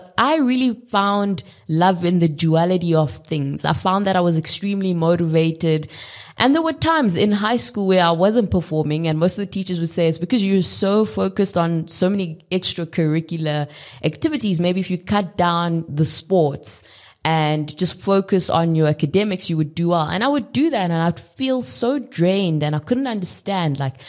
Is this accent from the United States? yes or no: no; South Africa; I grew up in South Africa, literally across the country. I lived in 7 different cities across 5 different provinces, went to 7 different schools.